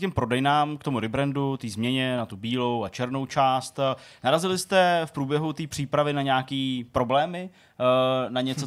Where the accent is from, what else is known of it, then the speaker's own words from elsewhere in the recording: Hradec Králové, Hradec Králové Region, Czechia; moved away; jsem z Hradce Králové